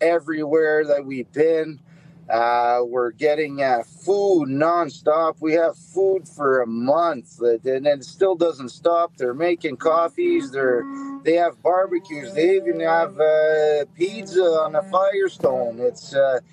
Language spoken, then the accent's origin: English; Canada; we're Canadian